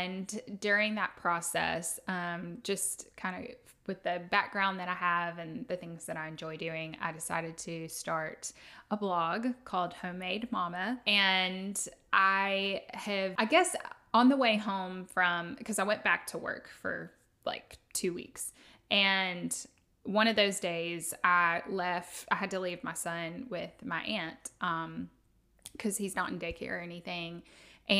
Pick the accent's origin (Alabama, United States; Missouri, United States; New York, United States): Alabama, United States; Tuscaloosa; I'm from Tuscaloosa. I grew up here going to school, you know, elementary, high school and everything